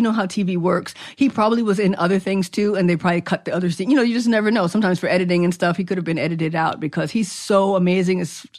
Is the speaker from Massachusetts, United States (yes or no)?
no; New York City, New York, United States; I'm from the Boogie Down, the Boogie Down Bronx